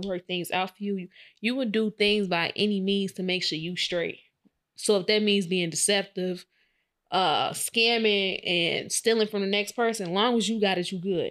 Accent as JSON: {"language": "English", "town": "Chicago", "region": "Illinois", "country": "United States", "said": "I was in from Chicago in the hood"}